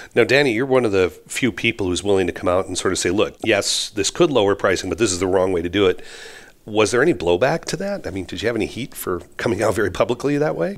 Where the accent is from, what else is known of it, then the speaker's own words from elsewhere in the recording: California, United States; moved away as an adult; now in Europe; although I grew up in California, I've spent, you know, most of the last forty years on the other side of the Atlantic